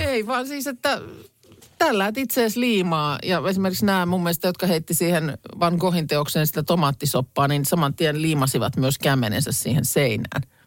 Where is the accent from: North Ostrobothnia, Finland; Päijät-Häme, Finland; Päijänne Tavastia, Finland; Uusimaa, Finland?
Päijät-Häme, Finland; Lahti; Mäkin olen ikäni aina kaupungissa asunut ja lapsena siis Lahdessa